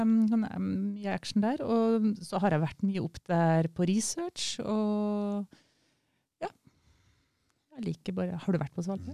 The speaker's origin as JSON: {"language": "Norwegian", "town": "Kristiansund", "region": "Møre og Romsdal", "country": "Norway", "said": "Jeg kommer jo fra Kristiansund"}